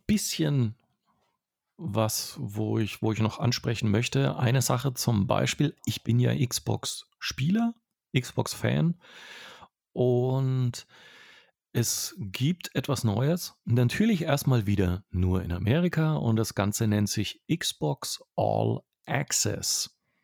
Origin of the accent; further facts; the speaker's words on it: Franconia, Bavaria, Germany; moved away; eine Tradition habe ich auch als Franke dort für mich gefunden.